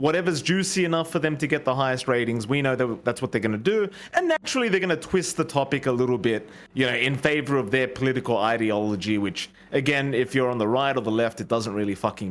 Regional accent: Australia; I was born in Australian, in Australia

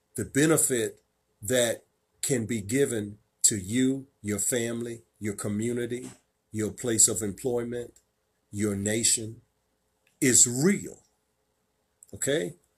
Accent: Virginia, United States; my home state of Virginia

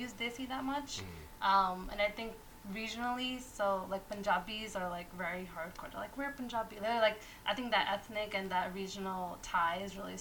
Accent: Long Island, New York, United States; also born or lived in Queens; I was born in Queens very early on, moved out to Long Island.

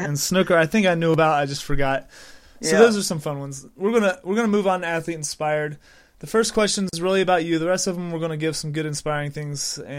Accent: United States; I'm from the United States, and I've never heard of a couple of these.

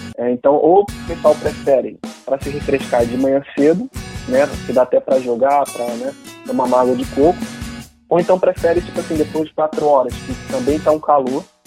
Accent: Rio de Janeiro, Brazil; sou carioca, nasci no Rio

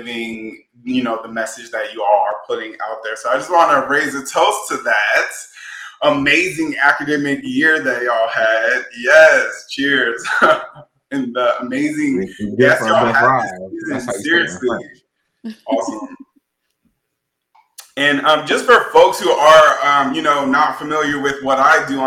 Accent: New Orleans, Louisiana, United States; moved away as an adult; also born or lived in Natchitoches, Louisiana; now in Los Angeles, United States; Born and raised in New Orleans

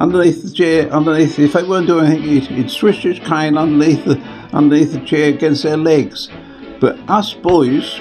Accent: Pitsea, Great Baddow, Kirby Cross, East of England, United Kingdom; When we moved from Pitsey, we come to a place called Great Baddo near Chelmsford. And of course, when we moved from Chelmsford to Kirby Cross

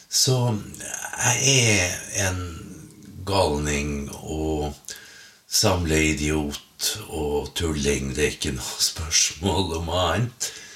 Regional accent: Finnmark, Norway; hjemme i Finnmark når jeg vasa rundt

